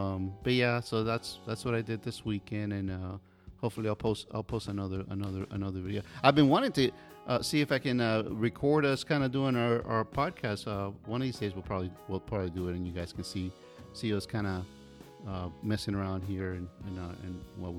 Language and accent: English; Miami, Florida, United States; also born or lived in Gainesville; We're all from Miami.